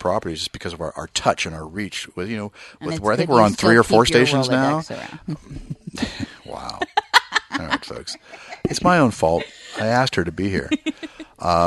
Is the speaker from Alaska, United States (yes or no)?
no; East Bay, California, United States; I grew up in the East Bay